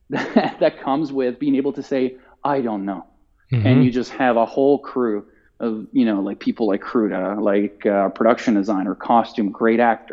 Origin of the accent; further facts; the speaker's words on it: Italy; English is a second language; moved away; I'm Italian and like, you know, my accent is generally pretty good